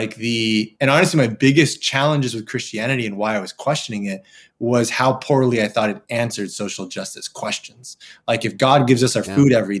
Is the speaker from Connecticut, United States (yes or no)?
no; Southern California, United States; growing up in Southern California, Latino, but not Mexican